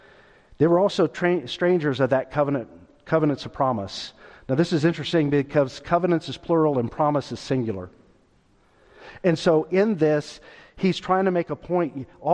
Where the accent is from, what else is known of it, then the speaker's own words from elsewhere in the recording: Stockton, California, United States; born there; when I was growing up, I was born in Stockton, California. And from the moment that I was born until Gail and I were married years later, moved 12 times.